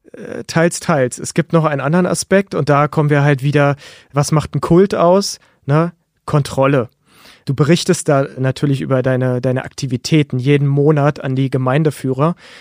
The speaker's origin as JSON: {"language": "German", "region": "Berlin", "country": "Germany", "tie": "born or raised there", "said": "ich bin 1985 in Berlin-Friedrichshain geboren worden und habe zusammen mit meiner Familie gelebt."}